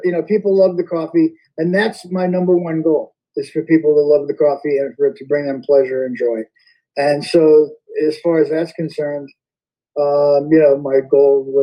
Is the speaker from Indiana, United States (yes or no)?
no; Yonkers, New York, United States; accent: Yonkers; I grew up in Westchester, in Yonkers